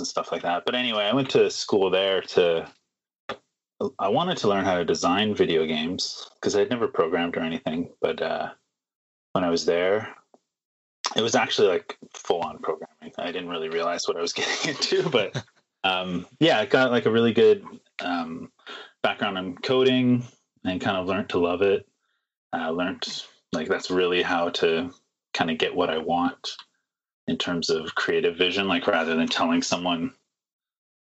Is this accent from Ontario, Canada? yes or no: yes; Toronto, Ontario, Canada; now in Vancouver, Canada; But I grew up in Toronto